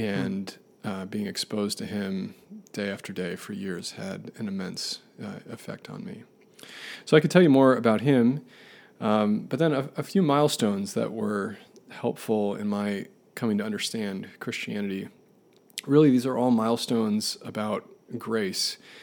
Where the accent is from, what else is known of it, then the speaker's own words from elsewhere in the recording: Buffalo, New York, United States; I grew up in Buffalo, New York, uh, fittingly born in a blizzard in January